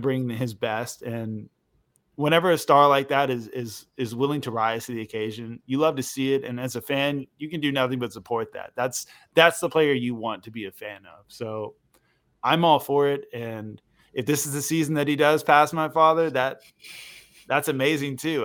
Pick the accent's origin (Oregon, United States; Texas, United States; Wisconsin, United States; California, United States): Oregon, United States; Portland; I grew up in Portland, and I got to grow up around Blazers fans